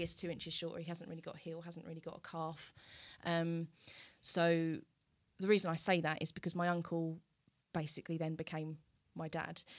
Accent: Southminster, East of England, United Kingdom; also born or lived in Colchester; we went back to Southminster, which is where I then grew up, um, and still live.

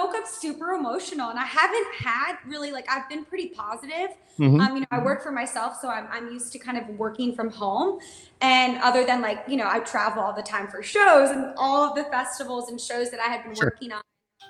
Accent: Midwest, United States; Yes, so I'm an independent country music singer, songwriter, artist, and I'm born and raised in the Midwest.

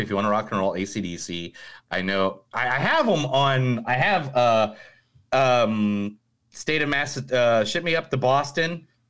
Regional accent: Ireland; No, I'm Irish, dude.

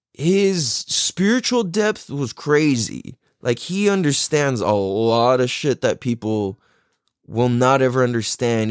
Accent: San Diego, California, United States; growing up in Mira Mesa

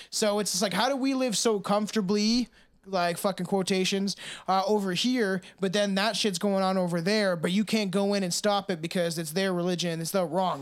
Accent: Canada; I'm a Canadian

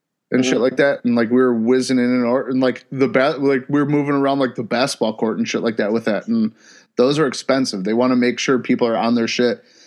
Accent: Ohio, United States; I'm from Ohio

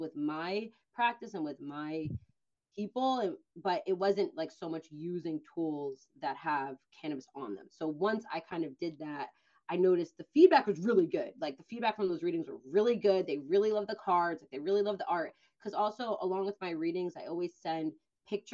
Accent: New York, United States; moved away as an adult; I'm from New York

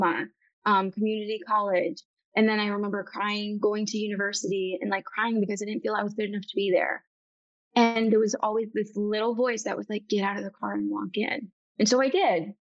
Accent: Bay City, Michigan, United States; I'm from Bay City, Michigan.

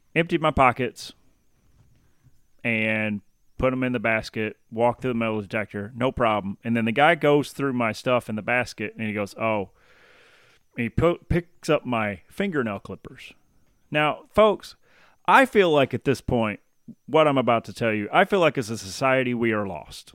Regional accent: Tennessee, United States; I'm from Tennessee

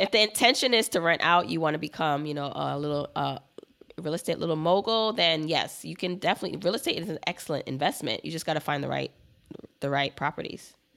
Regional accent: Brooklyn, New York, United States; also born or lived in Jamaica; I grew up in Brooklyn, but I was born in Jamaica, the island

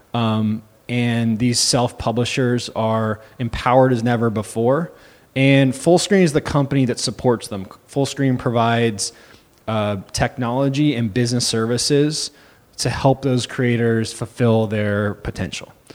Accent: Santa Cruz, California, United States; also born or lived in Los Angeles / San Francisco; I'm actually originally from Santa Cruz

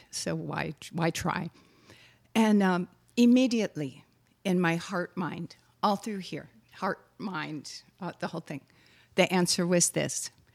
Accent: Wisconsin, United States; moved away; also born or lived in Texas; I am from Wisconsin, after all. So we say "yous guys" and "y'all."

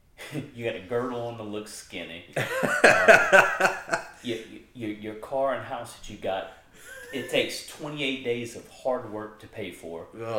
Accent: United States; I grew up here in America

